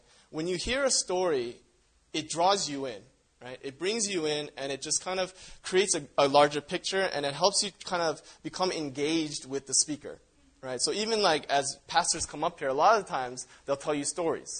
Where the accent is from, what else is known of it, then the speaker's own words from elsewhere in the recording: Canada; I grew up in Canada where there's, like, a lot of Native Indians